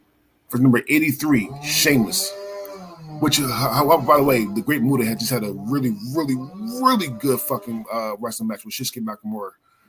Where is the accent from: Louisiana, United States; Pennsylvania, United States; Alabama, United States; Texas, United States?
Pennsylvania, United States; Philadelphia; I'm from Philly.